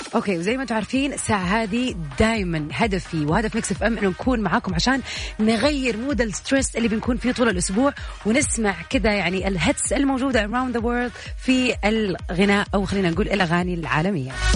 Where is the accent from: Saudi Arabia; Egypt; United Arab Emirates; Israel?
Saudi Arabia; عندنا في السعودية